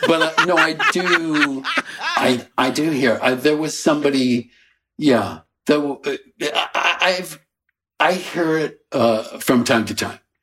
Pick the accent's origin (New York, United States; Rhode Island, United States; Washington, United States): Rhode Island, United States; Coventry; also born or lived in Warwick, Rhode Island; when I was a teeny infant, uh, the family sold the Warwick house and we moved to the little shack in Coventry. So I grew up in a little shack.